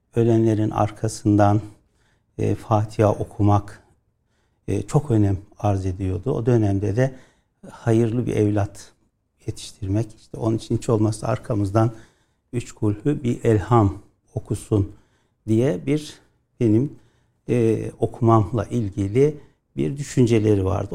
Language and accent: Turkish; Yozgat Province, Turkey